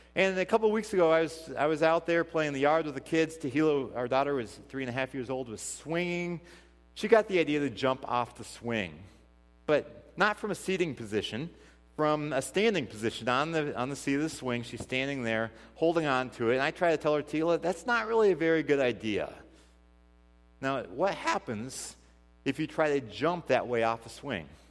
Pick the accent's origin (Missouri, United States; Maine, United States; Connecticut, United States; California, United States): Missouri, United States; now in Port Washington, United States; we, we grew up 15 minutes from each other in Missouri. I mean, I'm from Missouri.